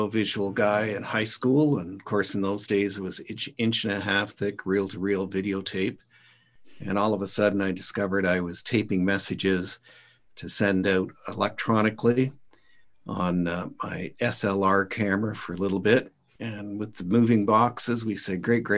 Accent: St. Thomas, Ontario, Canada; also born or lived in London, Ontario / Ottawa Valley; I grew up in St. Thomas, Ontario, and raised my kids in London

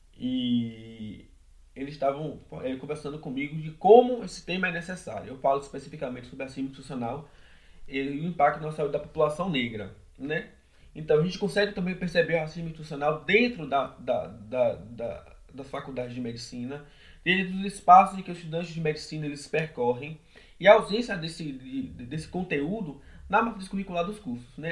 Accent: São Félix, Bahia, Brazil; moved away as an adult; now in Salvador, Brazil; Nasci em São Félix, que é uma cidade do Recôncavo da Bahia, fica ali próxima a Muritiba, Cachoeira. E fui criado é, pela minha mãe, pela minha avó

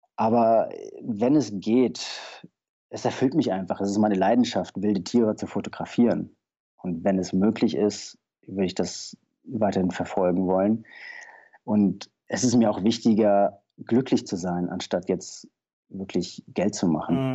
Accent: Taunus, Hesse, Germany; Ich bin im Taunus aufgewachsen

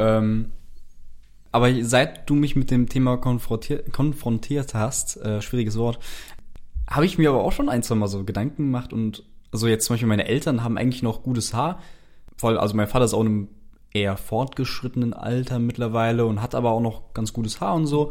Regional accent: Frankfurt, Hesse, Germany; moved away as an adult; now in Cologne, Germany; Ich komme ja eigentlich aus Frankfurt ursprünglich

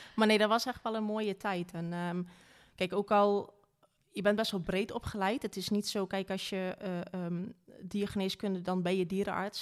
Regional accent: Wageningen, Gelderland, Netherlands; Ik ben geboren in Wageningen

